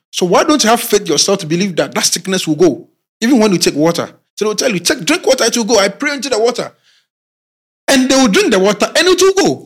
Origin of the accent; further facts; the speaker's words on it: Ghana; we as Ghanaian youths in the rural communities and in our towns, small towns